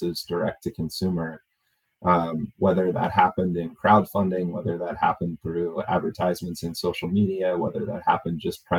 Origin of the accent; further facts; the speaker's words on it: Oregon, United States; moved away; also born or lived in Florida; I grew up in Oregon